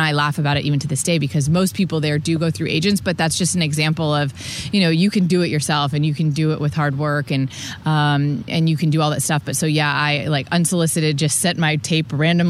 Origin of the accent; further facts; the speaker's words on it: Tampa, Florida, United States; be in my hometown